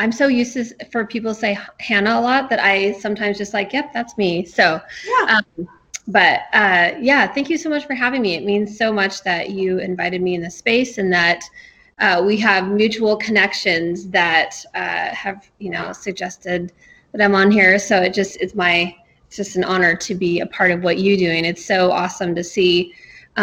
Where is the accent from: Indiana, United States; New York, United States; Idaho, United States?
Idaho, United States; Nampa; also born or lived in Caldwell, Idaho; I grew up in Nampa, so I'm very familiar with Canyon County